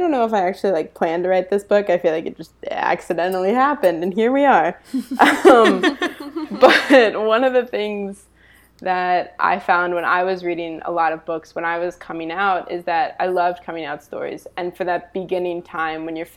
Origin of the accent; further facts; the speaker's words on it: East Coast, United States; now in Los Angeles, United States; I'm from the East Coast originally, but now I live out adjacent to Los Angeles